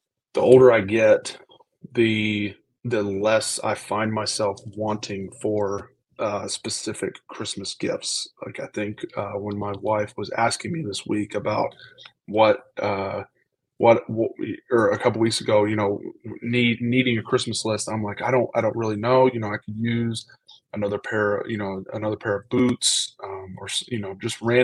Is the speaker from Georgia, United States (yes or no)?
yes; Georgia, United States; moved away as an adult; now in Buffalo, United States; growing up in Georgia